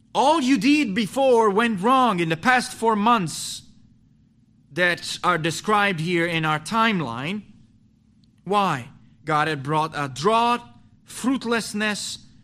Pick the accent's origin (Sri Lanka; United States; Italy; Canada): Italy; moved away as an adult; also born or lived in North Italy / Milan; I left my hometown to go to North Italy to plant a church with a pastor